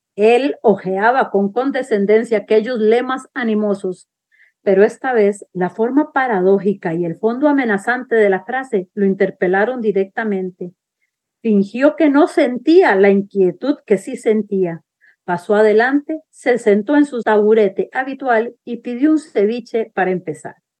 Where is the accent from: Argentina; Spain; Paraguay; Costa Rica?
Costa Rica; San José; moved away; Yo soy urbana, yo soy de San José